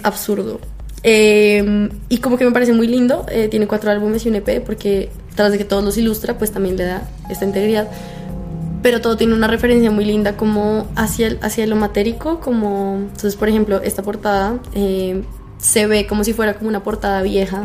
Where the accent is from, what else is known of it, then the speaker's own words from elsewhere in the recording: Colombia; yo soy de Colombia